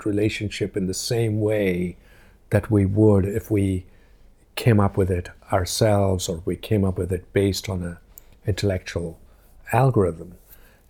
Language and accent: English; India; moved away as an adult; now in Cambridge, United Kingdom; when I grew up in India